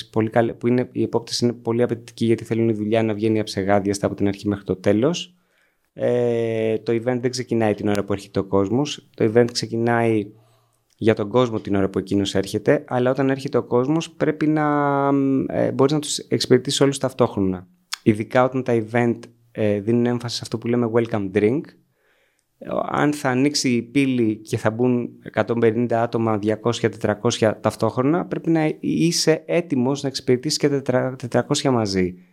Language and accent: Greek; Agrinio, Western Greece, Greece; also born or lived in Corfu; κατάγομαι από το Αγρίνιο, γεννήθηκα στην Κέρκυρα